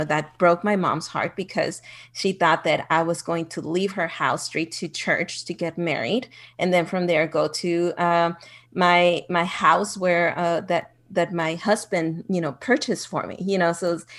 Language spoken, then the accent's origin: English; Ciudad Juárez, Chihuahua, Mexico; also born or lived in El Paso, Texas; I was born in El Paso, Texas, but I grew up in Juarez. So it's a border town.